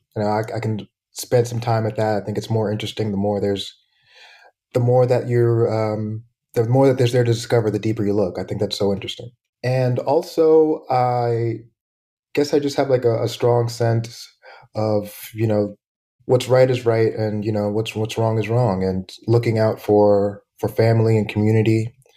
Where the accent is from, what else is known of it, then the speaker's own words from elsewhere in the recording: Florida, United States; moved away as an adult; also born or lived in Panama; now in Oakland, United States; I grew up in Florida